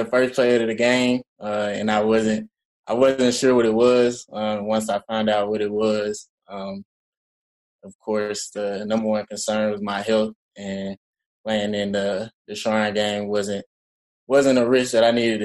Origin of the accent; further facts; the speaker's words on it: Georgia, United States; moved away as an adult; also born or lived in Minnesota; I immediately came back home to Georgia, started training with Chip Smith up in Lawrenceville, Georgia, where I'm from Georgia